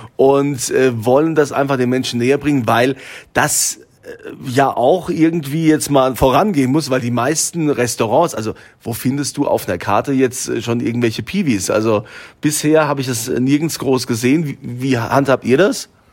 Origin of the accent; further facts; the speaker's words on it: Germany; bei uns in Deutschland